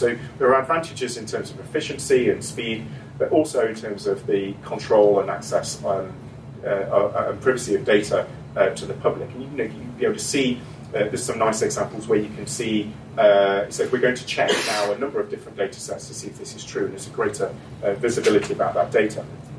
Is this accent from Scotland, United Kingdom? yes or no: yes; Scotland, United Kingdom; So, I'm from Scotland.